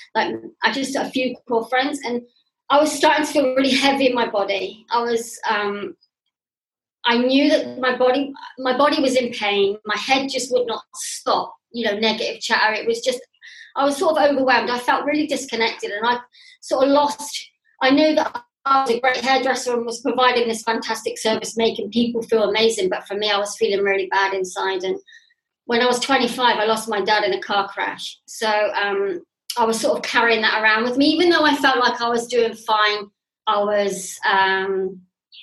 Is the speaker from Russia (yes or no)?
no; England, United Kingdom; moved away as an adult; also born or lived in Bath; now in Turkey; I'm English, living in Turkey